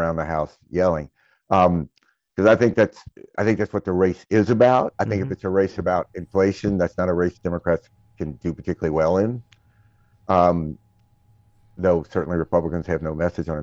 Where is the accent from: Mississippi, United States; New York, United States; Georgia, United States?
Mississippi, United States; I grew up in Mississippi